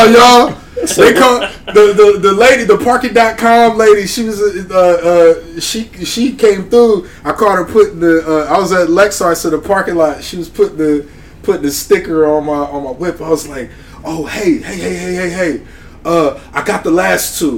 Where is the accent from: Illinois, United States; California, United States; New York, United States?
New York, United States; New York City; I'm from Queens